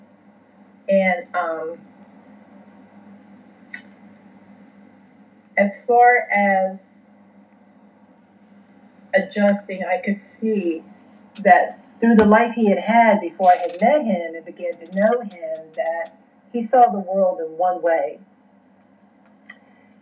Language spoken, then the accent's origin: English; West Virginia, United States; moved away; even though I was born in Virginia, I grew up in West Virginia and was bounced back and forth between these two states.